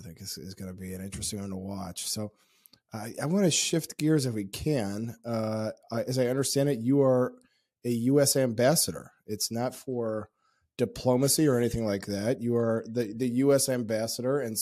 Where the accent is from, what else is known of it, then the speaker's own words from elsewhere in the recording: Chicago, Illinois, United States; my hometown of Chicago, where I'm filming from